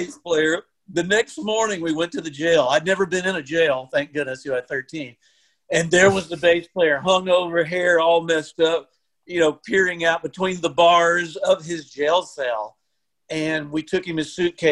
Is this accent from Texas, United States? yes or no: yes; Lampasas, Texas, United States; moved away as an adult; also born or lived in Taylor, Texas / Austin, Texas; now in Nashville, United States; I grew up in Lampasas. And actually, I was born in Taylor, which, you know, just down the road